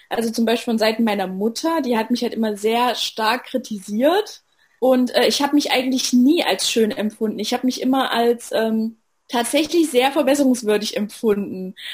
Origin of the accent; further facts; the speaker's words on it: Saxony, Germany; Ich bin 25 Jahre alt. Ich komme aus der Nähe von Leipzig. Ich bin die amtierende Miss Sachsen